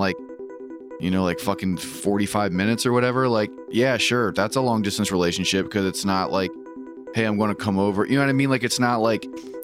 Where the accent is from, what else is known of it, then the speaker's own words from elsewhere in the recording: Maryland, United States; moved away as an adult; also born or lived in Washington State; I was from Maryland. I went to school in Washington State